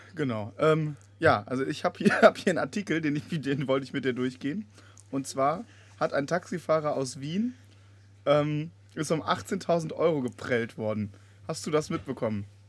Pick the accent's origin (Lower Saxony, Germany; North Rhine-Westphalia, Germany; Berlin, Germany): North Rhine-Westphalia, Germany; Bonn; meiner Heimatstadt Bonn